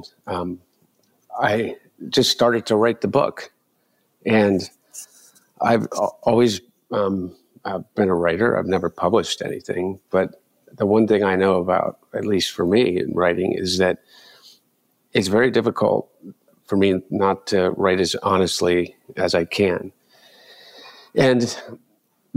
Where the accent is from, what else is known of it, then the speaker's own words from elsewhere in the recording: Delaware, United States; growing up in Delaware